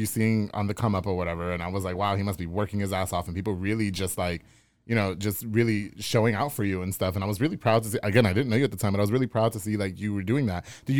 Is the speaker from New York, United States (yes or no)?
yes; Long Island, New York, United States; now in Hewitt, United States; I'm from Long Island. We were living like in a roach infested apartment.